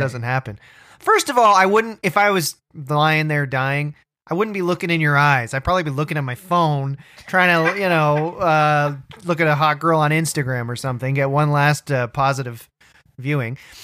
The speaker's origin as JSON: {"language": "English", "town": "Orangeville", "region": "Ontario", "country": "Canada", "tie": "born or raised there", "said": "I grew up in Orangeville"}